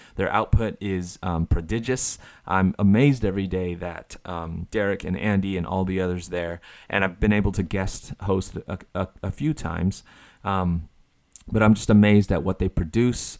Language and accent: English; Taiwan; moved away; As a kid growing up in Taiwan